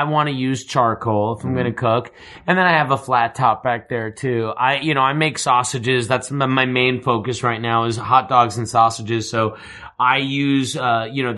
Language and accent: English; Long Island, New York, United States; I'm a Jew from Long Island